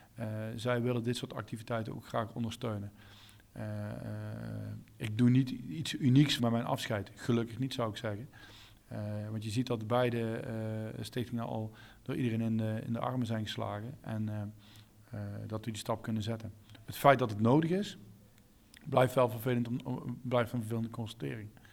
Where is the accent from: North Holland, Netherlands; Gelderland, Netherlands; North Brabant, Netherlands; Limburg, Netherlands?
North Brabant, Netherlands; als Brabander